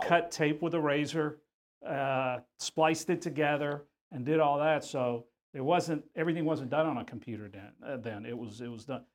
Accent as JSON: {"language": "English", "town": "Houston", "region": "Texas", "country": "United States", "tie": "born or raised there", "said": "I grew up here in Houston"}